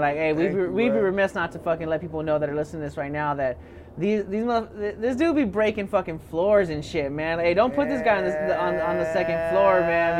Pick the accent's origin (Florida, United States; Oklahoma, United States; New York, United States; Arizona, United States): Arizona, United States; Phoenix; I grew up in South Phoenix. Like, I grew up right in this neighborhood, like, Lindo Park.